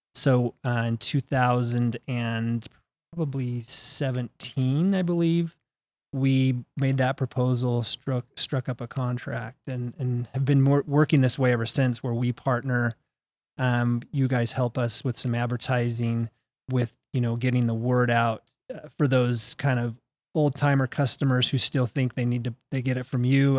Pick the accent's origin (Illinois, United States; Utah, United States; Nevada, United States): Utah, United States; Salt Lake City; also born or lived in New Mexico; I was born and raised right here in Utah, uh, Salt Lake City.